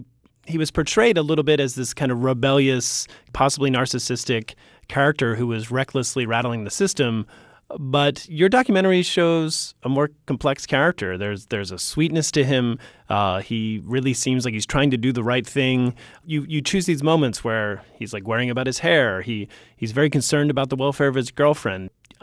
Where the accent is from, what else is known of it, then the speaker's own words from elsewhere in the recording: Philadelphia, Pennsylvania, United States; moved away; I'm from Philly.